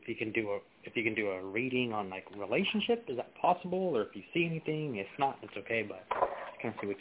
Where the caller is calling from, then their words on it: Sacramento, California, United States; I'm calling from Sacramento.